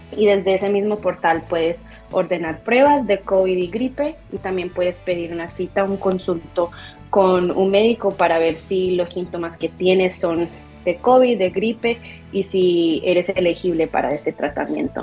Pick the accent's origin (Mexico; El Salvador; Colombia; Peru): Colombia; now in Rhode Island, United States; soy colombiana, de hecho nací en Colombia y mi familia se mudaron aquí varios, varios años, ya casi dos décadas